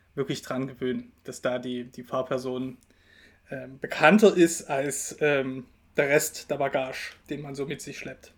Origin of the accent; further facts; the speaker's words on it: Dresden, Saxony, Germany; moved away; also born or lived in Bavaria; Ich komme ja ursprünglich aus Dresden